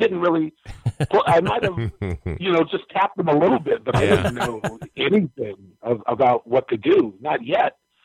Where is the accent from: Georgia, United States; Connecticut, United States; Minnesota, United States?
Minnesota, United States; Minneapolis; I'm a native Minnesotan. I grew up over southeast Minneapolis, Como neighborhood